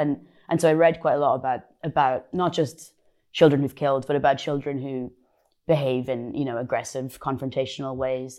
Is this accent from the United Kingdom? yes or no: no; Ireland; moved away; I'm Irish